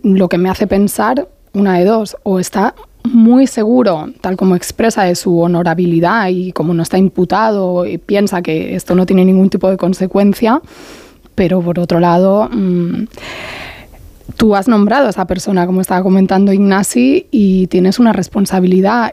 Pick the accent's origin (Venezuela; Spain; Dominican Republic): Spain; Barcelona, Catalonia; como barcelonesa